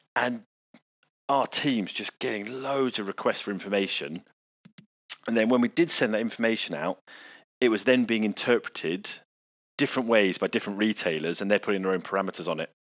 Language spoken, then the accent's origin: English; United Kingdom